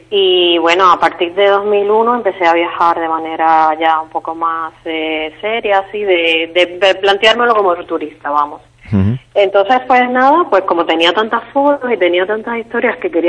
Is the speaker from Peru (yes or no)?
no; Cuba; now in Spain; porque en Cuba no hay esa libertad de movimiento para viajar como turista, entonces pues eh, casi que cuando salí de Cuba fue cuando empecé a viajar.